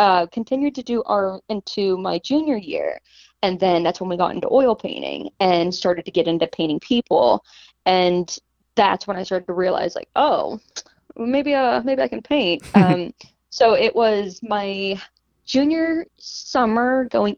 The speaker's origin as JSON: {"language": "English", "town": "Pittsburgh", "region": "Pennsylvania", "country": "United States", "moved": "yes", "lives_now": "Seattle, United States", "said": "I'm originally from Pittsburgh"}